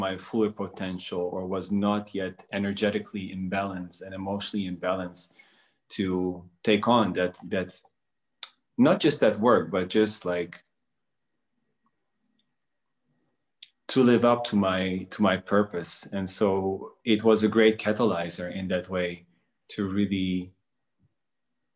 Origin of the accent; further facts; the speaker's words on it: Netherlands; also born or lived in Bosnia and Herzegovina; I was born in Bosnia, and I grew up in Holland for a majority of my life. I moved there as when I was a kid